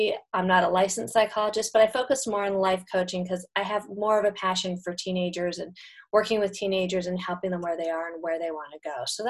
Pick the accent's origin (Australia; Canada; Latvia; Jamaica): Canada; now in United States; I grew up in Canada, so I'm Canadian and moved to the States.